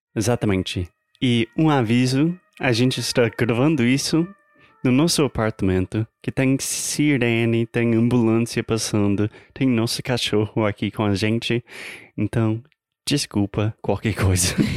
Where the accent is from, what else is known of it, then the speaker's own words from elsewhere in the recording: United States; Portuguese is a second language; eu sou americano, tentando aprender, pelo menos melhorar o meu português